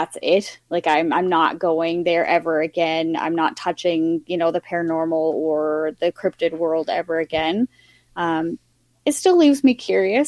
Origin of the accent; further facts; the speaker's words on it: Yukon, Canada; I grew up in the Yukon where, you know, the huge population is First Nations. My hometown is very heavily First Nations based.